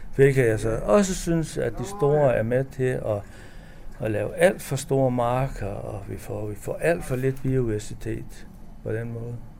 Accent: North Jutland, North Denmark Region, Denmark; området, hvor jeg kommer fra i Nordjylland

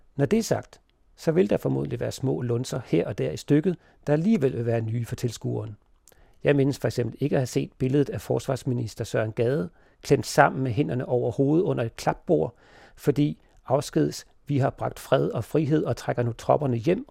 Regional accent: Denmark; vi som danskere

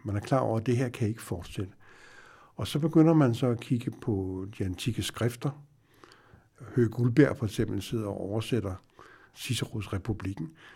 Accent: Denmark; vi ved jo også som, som danskere

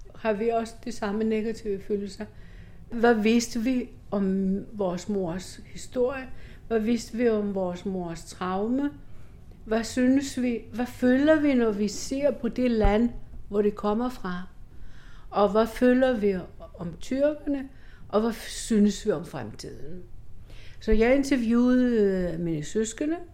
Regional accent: Greece; moved away

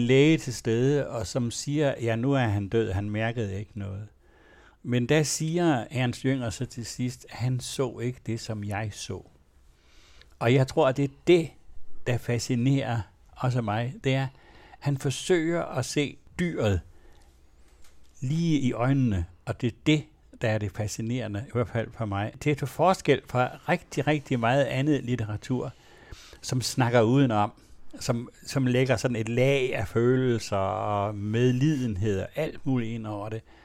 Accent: Denmark; jeg er vokset op i en egen af Danmark, hvor der næsten ingen herregårde var

